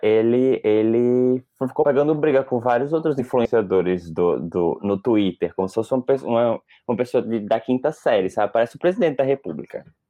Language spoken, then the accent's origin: Portuguese; Northeast Brazil, Brazil; eu sou nordestino